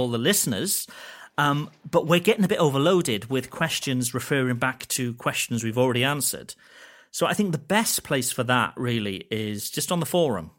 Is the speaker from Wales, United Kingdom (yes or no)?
yes; Wales, United Kingdom; I'm Welsh and we get a lot of sheep jokes in Wales